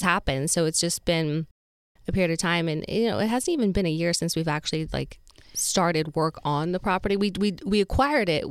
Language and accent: English; Utah, United States; moved away; I'm from Utah